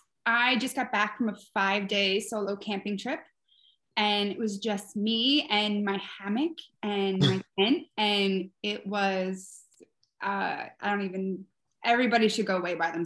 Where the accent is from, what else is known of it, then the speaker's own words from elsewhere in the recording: Merchantville, New Jersey, United States; I am from Merchantville, New Jersey. I am a lesbian and I have two teenage daughters.